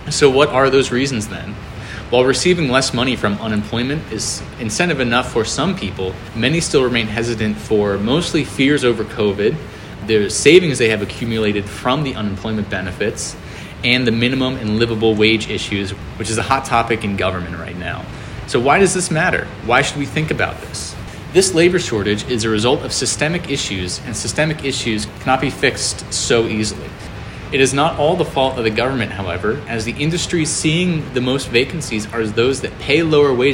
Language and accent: English; outside of Philadelphia, Pennsylvania, United States; I'm from outside of Philly